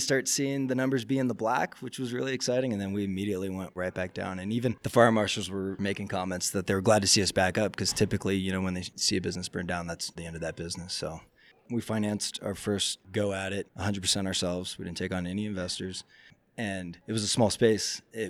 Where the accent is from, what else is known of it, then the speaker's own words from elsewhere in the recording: Summerville, South Carolina, United States; also born or lived in Sitka, Alaska; now in Juneau, United States; I actually grew up in South Carolina.